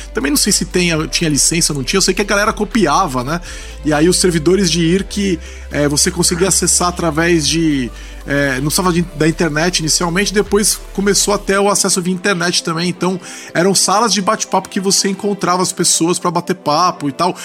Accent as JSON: {"language": "Portuguese", "country": "Brazil", "said": "a gente é brasileiro"}